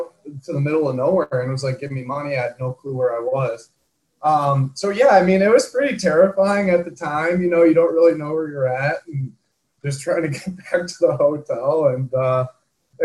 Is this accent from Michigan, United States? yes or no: yes; Michigan, United States; moved away as an adult; also born or lived in Utah; I grew up in Michigan.